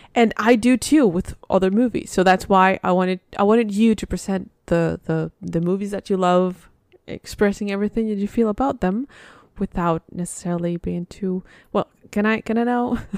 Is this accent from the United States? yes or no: no; Spain; moved away; I'm from Spain